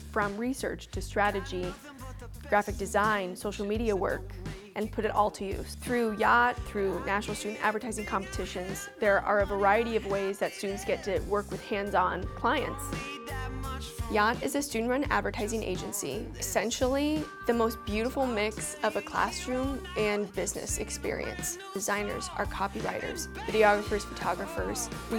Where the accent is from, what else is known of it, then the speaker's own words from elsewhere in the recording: Urbandale, Iowa, United States; I'm an advertising and public relations major, and I'm from Urbandale, Iowa.